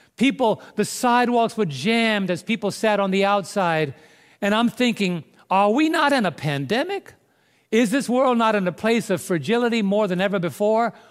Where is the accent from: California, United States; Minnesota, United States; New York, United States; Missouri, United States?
New York, United States; New York City; now in Southern Illinois, United States; I was raised in New York City